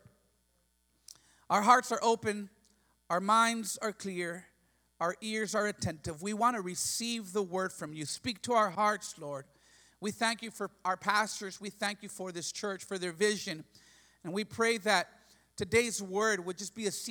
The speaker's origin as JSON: {"language": "English", "town": "McAllen", "region": "Texas", "country": "United States", "said": "I come from McAllen, Texas. That's deep south Texas, border with Reynosa."}